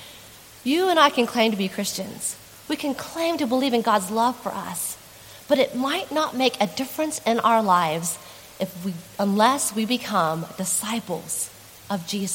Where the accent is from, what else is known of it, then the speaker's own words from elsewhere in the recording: Texas, United States; moved away; in a small church in Texas, in my home state